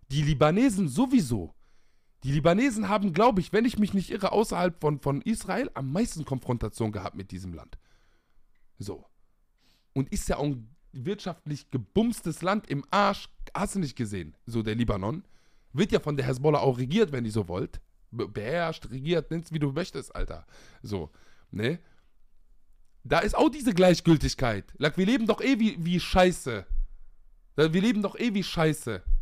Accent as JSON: {"language": "German", "country": "Palestine", "said": "Vor allem in meiner Perspektive als Palästinenser."}